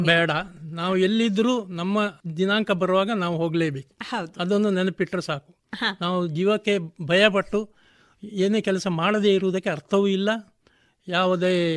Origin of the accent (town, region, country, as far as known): Puttur, Karnataka, India; born or raised there; also born or lived in Mumbai